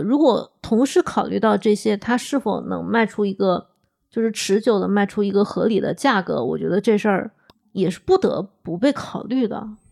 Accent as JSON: {"language": "Chinese", "region": "Hunan", "country": "China", "said": "我是湖南人"}